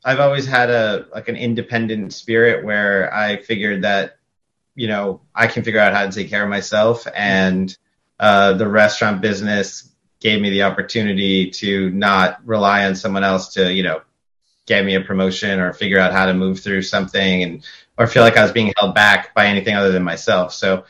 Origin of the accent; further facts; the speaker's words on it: Pelham, New Hampshire, United States; also born or lived in Andover, United States; So I grew up in New England. So up until my parents lived in Lowell, moved to Pelham, New Hampshire when me and my sister were born, grew up there until about second grade and came to Andover.